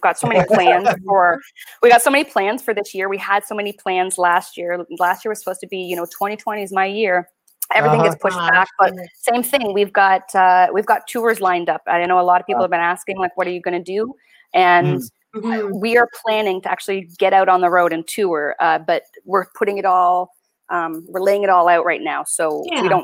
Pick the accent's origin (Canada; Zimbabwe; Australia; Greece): Canada; moved away as an adult; now in South Florida, United States; now I'm from Canada